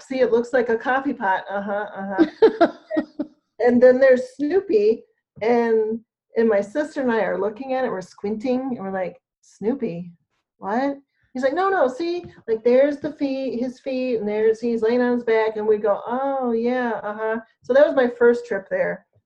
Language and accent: English; Michigan, United States; I'm from Michigan